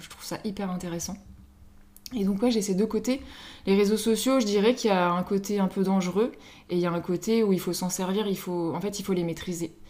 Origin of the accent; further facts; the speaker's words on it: Paris, Île-de-France, France; moved away as an adult; now in Mayenne, France; je suis parisienne euh, de base, je suis arrivée il y a 8 ans à Mayenne.